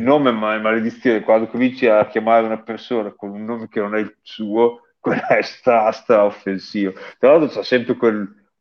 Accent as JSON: {"language": "Italian", "region": "Emilia-Romagna", "country": "Italy", "said": "si capisce che sono romagnolo"}